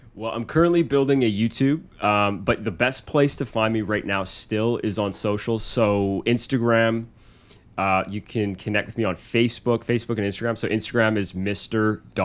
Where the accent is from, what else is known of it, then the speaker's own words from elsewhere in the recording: Canada; I'm from this country. I'm Canadian.